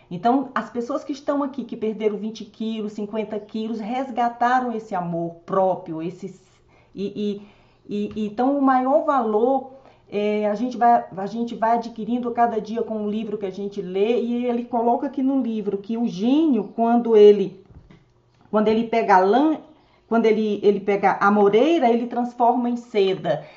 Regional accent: Northeast Region, Brazil; now in Brasília, Brazil; eu também sou nordestina

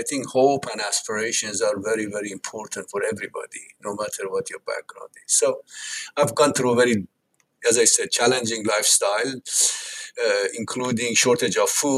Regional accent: Tehran, Tehran Province, Iran; They came from villages far away to the capital, Tehran, and they ended up having 10 children.

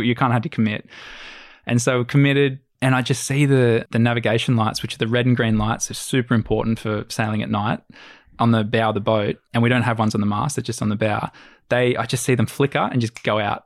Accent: Australia; we're Aussie

